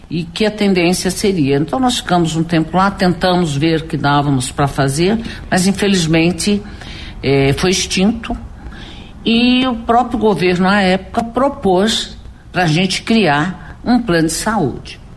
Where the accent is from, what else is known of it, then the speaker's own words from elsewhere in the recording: Catanduva, São Paulo, Brazil; born there; moved away as an adult; now in Campo Grande, Brazil; Eu nasci em Catanduva, interior de São